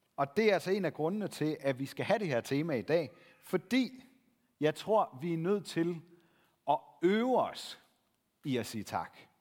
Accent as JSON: {"language": "Danish", "country": "Denmark", "said": "som danskere"}